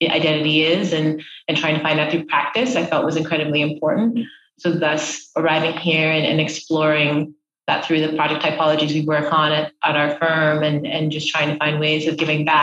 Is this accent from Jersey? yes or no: no; Doha, Qatar; born there; also born or lived in Middle East; I'm Nigerian, I'm African Canadian, and you know, I, I, grew up throughout the Middle East. I was born in Doha and Qatar.